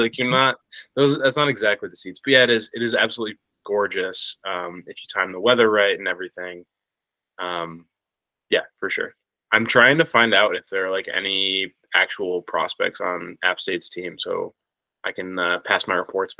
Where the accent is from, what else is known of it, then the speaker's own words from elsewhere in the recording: Buffalo, New York, United States; growing up in Buffalo, we had the Bisons